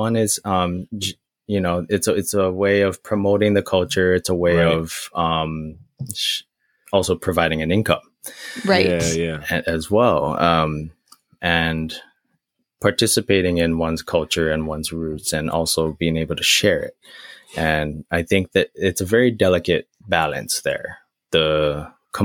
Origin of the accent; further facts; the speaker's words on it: Maui, Hawaii, United States; moved away; growing up on Maui